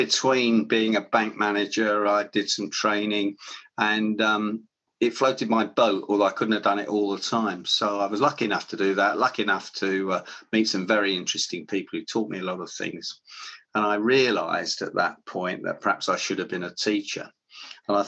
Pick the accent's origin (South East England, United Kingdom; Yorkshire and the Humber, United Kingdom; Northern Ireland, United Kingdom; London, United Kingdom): London, United Kingdom; We grew up in Willesden, Kensal Rise, northwest London